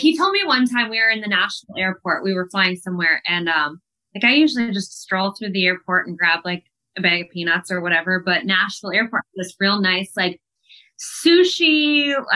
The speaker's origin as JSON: {"language": "English", "town": "Columbus", "region": "Ohio", "country": "United States", "tie": "born or raised there", "said": "Columbus, which is my hometown"}